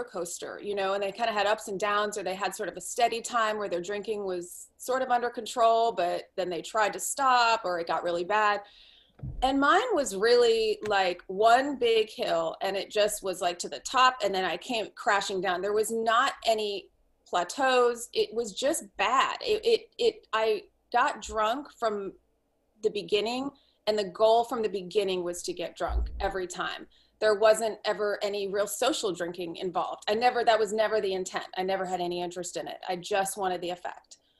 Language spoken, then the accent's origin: English; Washington, District of Columbia, United States; moved away as an adult; also born or lived in Santa Fe, New Mexico; I grew up in Washington, D.C.